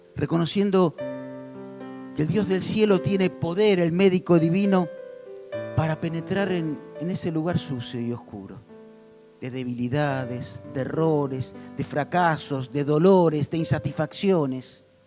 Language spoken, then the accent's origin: Spanish; Argentina; somos vivos los argentinos